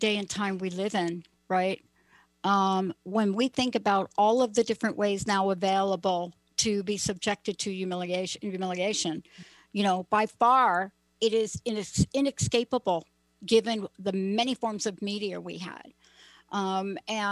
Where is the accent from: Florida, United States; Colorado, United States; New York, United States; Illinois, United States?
New York, United States; New York City; I'm from the Bronx